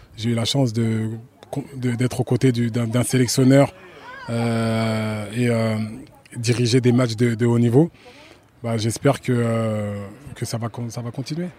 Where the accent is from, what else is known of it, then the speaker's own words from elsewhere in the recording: France; je, suis né en France, j'ai grandi en France